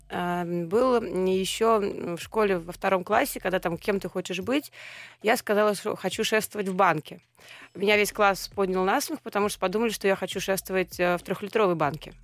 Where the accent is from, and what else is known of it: Saint Petersburg, Russia; born or raised there